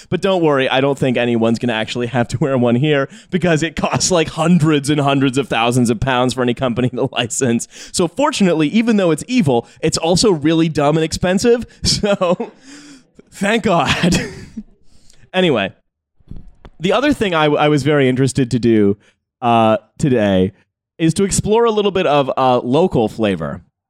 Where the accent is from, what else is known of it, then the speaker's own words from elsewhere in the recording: Canada; moved away as an adult; now in Bristol, United Kingdom; I'm still Canadian. I've been here for 8 years, but I still don't know all of your British references.